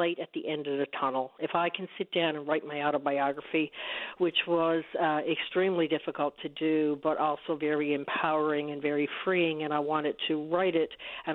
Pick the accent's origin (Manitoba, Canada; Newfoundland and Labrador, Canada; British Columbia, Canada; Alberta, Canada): Newfoundland and Labrador, Canada; I'm from Newfoundland. I lived on the East Coast, grew up on the East Coast, moved to Labrador